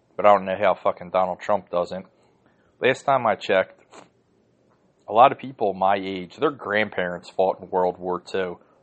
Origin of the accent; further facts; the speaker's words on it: United States; I'm an American